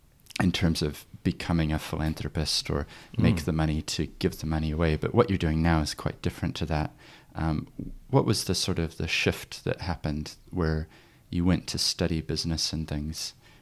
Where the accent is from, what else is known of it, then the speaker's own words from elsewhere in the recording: New Zealand; I actually grew up in New Zealand, but have always had my accent.